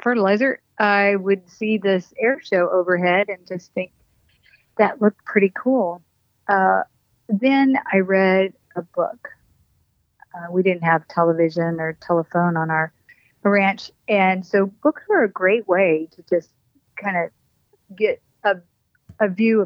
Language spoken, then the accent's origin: English; New Mexico, United States; also born or lived in Colorado; I grew up in northern New Mexico, a little bit in Colorado, and then dipped back down to southern New Mexico from about fourth grade on.